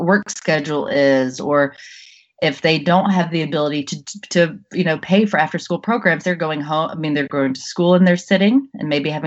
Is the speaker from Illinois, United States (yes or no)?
no; Jackson, Mississippi, United States; moved away as an adult; also born or lived in New York City; I grew up in Jackson, Mississippi